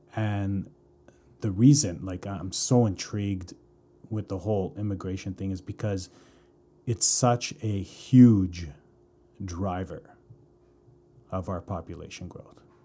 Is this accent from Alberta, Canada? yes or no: yes; Calgary, Alberta, Canada; moved away as an adult; now in Vancouver, Canada; born and raised in Calgary, currently living in Vancouver.